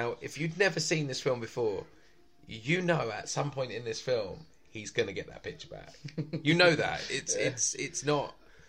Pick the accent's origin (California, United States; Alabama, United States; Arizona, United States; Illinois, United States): Alabama, United States; A stereotypical Alabama. I'm from Alabama. You just gotta slow it down.